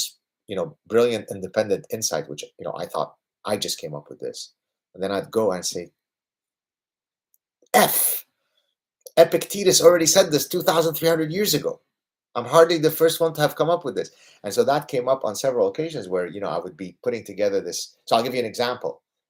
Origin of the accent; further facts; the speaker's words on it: Lebanon; also born or lived in Southern California; Puerto Rico doesn't sound like a bad place because we're from Lebanon. I've lived in Southern California.